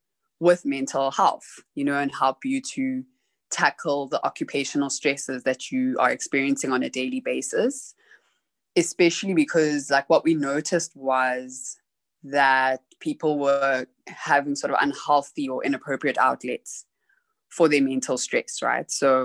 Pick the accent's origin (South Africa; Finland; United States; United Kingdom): South Africa; born there; also born or lived in Zimbabwe; Originally, I am Zimbabwean South African, so I was born in South Africa, but half of my family is Zimbabwean